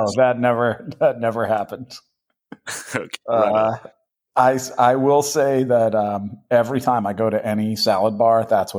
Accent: Boston, Massachusetts, United States; Well, I grew up in Boston, and that was where I got into punk and hardcore.

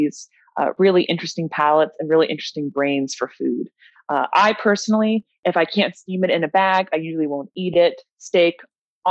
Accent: Charlottesville, Virginia, United States; now in Richmond, United States; I am from Charlottesville, Virginia, but I live in Richmond now

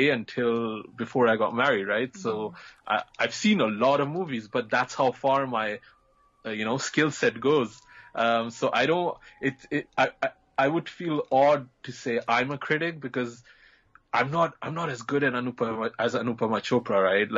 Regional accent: Belgium; moved away; I grew up in Belgium and I was in a small kind of town

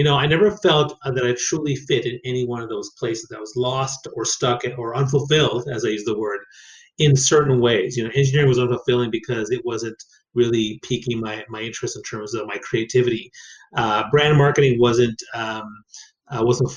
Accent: Saint John, New Brunswick, Canada; I grew up in New Brunswick on the East Coast

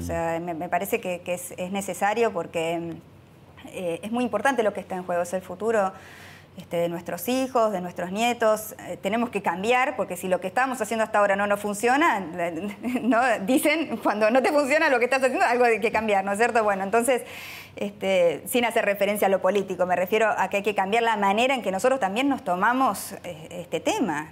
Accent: Argentina; somos argentinos

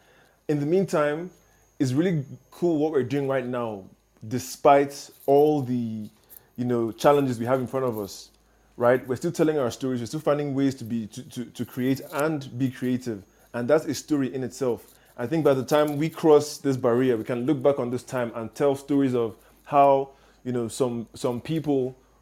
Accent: South Korea; born there; I was born in South Korea, so even I didn't know as much as you just put out.

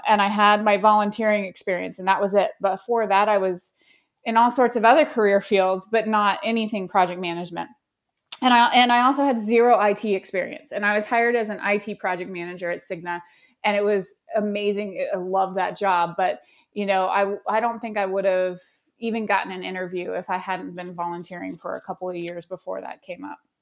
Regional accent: Colorado Springs, Colorado, United States; I grew up in Colorado Springs

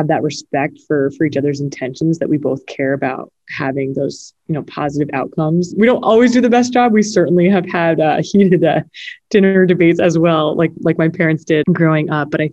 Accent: Connecticut, United States; my home state in Connecticut

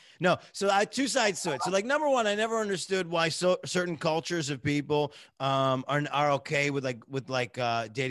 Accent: United States; you grow up as an American

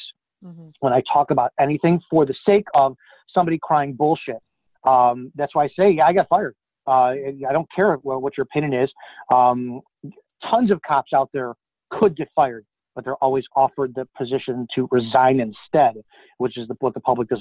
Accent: Chicago, Illinois, United States; I'm from the Chicago area

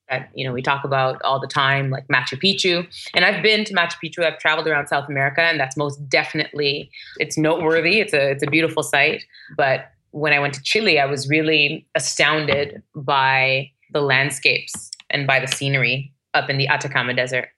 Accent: Toronto, Ontario, Canada; moved away; And I grew up in Toronto, which is a very multicultural city.

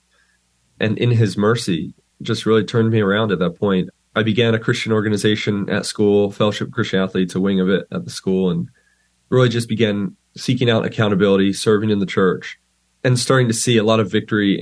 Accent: Pennsylvania, United States; I, like you said, grew up in Pennsylvania

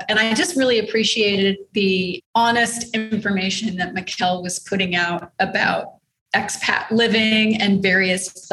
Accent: Texas, United States; moved away as an adult; now in Panama

